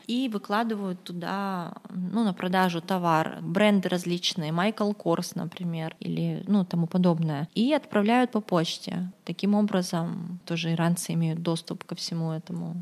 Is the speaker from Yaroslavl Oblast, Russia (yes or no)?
no; Khabarovsk, Khabarovsk Krai, Russia; Я сама из Хабаровска, и я подписана на некоторых наших местных там хабаровских блогеров